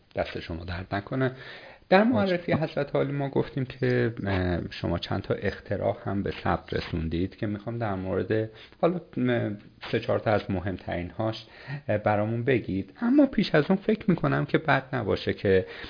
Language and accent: Persian; Iran; یه آدمی مثل شما و من که شهرستانی هستیم